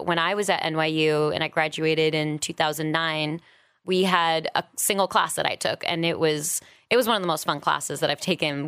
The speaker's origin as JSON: {"language": "English", "town": "New York City", "region": "New York", "country": "United States", "tie": "born or raised there", "also_born_or_lived": "San Francisco", "moved": "as an adult", "lives_now": "Los Angeles, United States", "said": "I am from New York originally, born and raised. Didn't leave until I was about twenty-seven"}